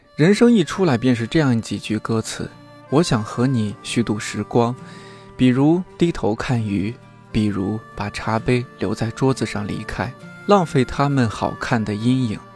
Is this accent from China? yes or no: yes; Shanxi, China; 山西人、山东人，我们这个吃面特别的不能这个将就的事儿。